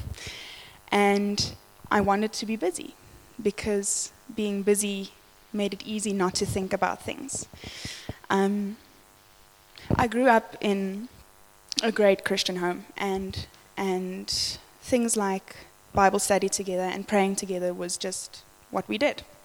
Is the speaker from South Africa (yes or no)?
yes; Johannesburg, Gauteng, South Africa; I grew up in the West Rand of Joburg